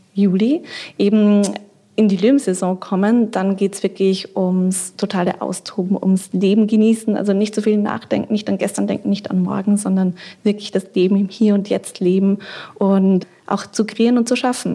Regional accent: Austria; now in Berlin, Germany; Ich bin ja aus Österreich ursprünglich

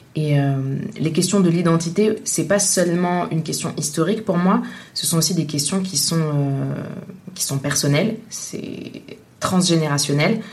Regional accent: Tunisia; now in France; je suis née en Tunisie, je suis de nationalité française, je vis en France

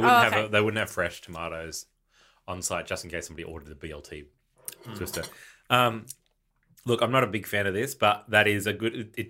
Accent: New Zealand; I'm a New Zealander.

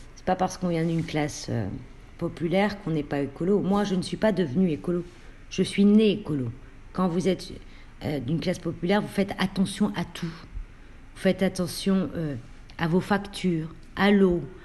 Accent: Roubaix, Hauts-de-France, France; ma ville euh, où je suis née à Roubaix

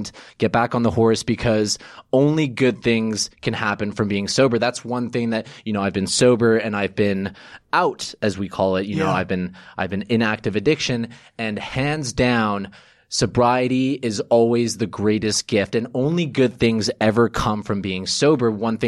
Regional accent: New York City, New York, United States; born there; I was born in New York, but neither of my parents are American.

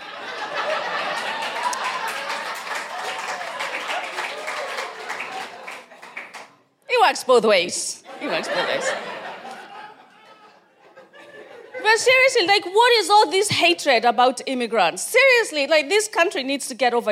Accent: Kenya; now in United Kingdom; I'm from Kenya.

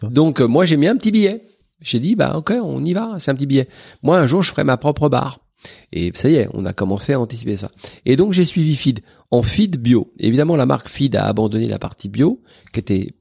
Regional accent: Paris, Île-de-France, France; la bande qu'on avait à 13 ans de la rue du Borrego, où on vivait dans des terrains vagues

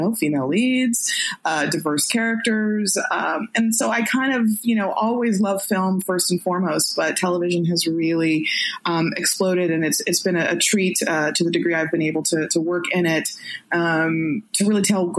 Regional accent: Orange County, California, United States; I grew up in Orange County

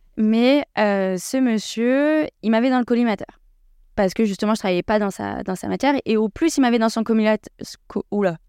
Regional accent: Versailles, Île-de-France, France; je suis née à Versailles

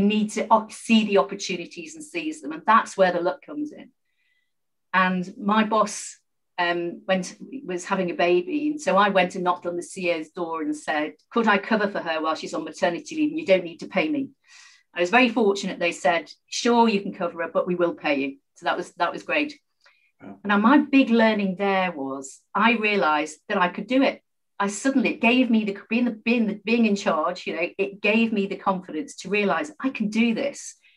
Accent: Liverpool, North West England, United Kingdom; I was born and brought up in Liverpool, a very proud Scouser

